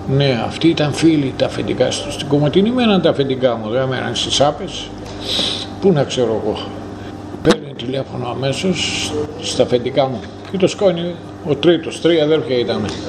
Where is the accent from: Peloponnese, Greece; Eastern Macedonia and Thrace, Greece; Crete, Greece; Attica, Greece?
Eastern Macedonia and Thrace, Greece; Sapes; moved away as an adult; also born or lived in Pommeroeul, Belgium; πάω στο χωριό μου